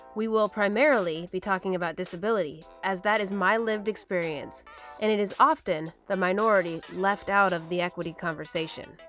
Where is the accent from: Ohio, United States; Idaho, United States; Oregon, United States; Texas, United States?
Oregon, United States; Portland; moved away; also born or lived in Battle Ground, Washington; I grew up in Portland, Oregon, and then I went to school up in Battleground, Washington